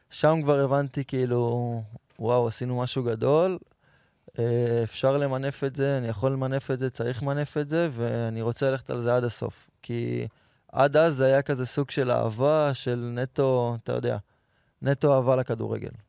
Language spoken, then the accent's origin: Hebrew; Petah Tikva, Central District, Israel; האמת, גדלתי בפתח תקווה. יש חלק מהמשפחה של אבא שלי מכבי, חלק הפועל